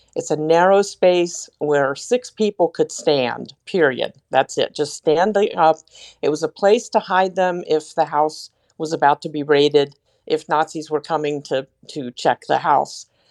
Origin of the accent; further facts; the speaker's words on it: Washington, District of Columbia, United States; I was born and raised in the Metro D C area